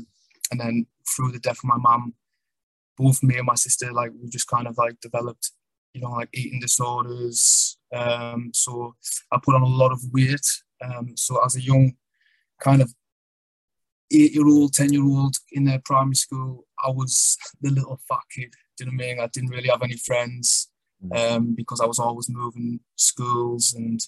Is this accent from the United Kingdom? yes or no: yes; the north of England, United Kingdom; also born or lived in London; I was born in London. My mother was from London. My dad was from the north of England.